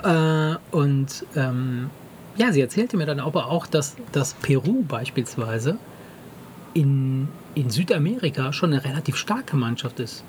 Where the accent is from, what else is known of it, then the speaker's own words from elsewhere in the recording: Germany; also born or lived in Italy; Ich bin hier, nicht hier geboren, aber ich bin hier aufgewachsen.